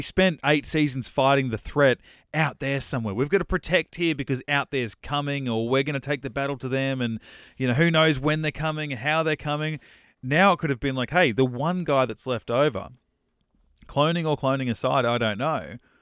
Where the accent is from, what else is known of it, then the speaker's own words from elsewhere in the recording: Australia; I'm Australian